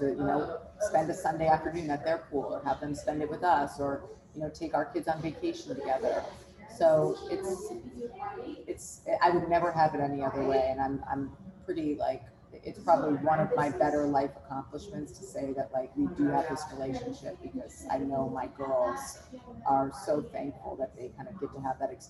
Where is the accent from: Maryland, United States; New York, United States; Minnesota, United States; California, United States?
Minnesota, United States; We grew up in Minnesota together, and we've just known each other forever.